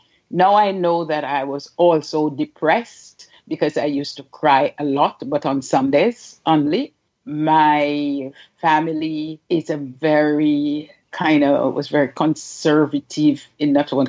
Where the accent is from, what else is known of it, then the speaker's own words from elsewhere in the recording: Jamaica; also born or lived in United Kingdom; I am originally from Jamaica. I don't know why we have to say originally. I'm Jamaican. I was born there. I grew up and lived around the world. The UK is one of those places.